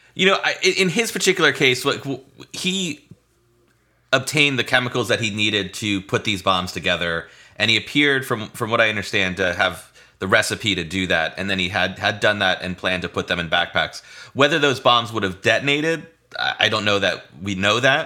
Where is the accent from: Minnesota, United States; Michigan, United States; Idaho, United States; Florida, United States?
Florida, United States; St. Petersburg; I grew up in Saint Petersburg, Florida